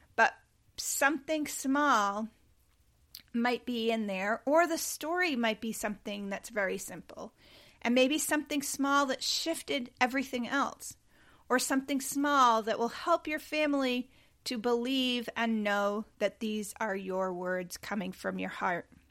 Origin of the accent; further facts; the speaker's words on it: Cape Cod, Massachusetts, United States; we grew up on Cape Cod